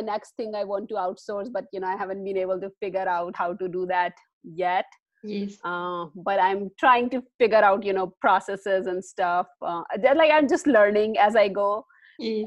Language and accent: English; India; moved away as an adult; I am originally from India. I spent most of my life in India.